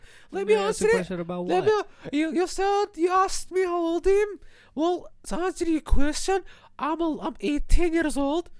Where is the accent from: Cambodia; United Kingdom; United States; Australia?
United Kingdom; Scotland; I'm from Scotland, you cunt.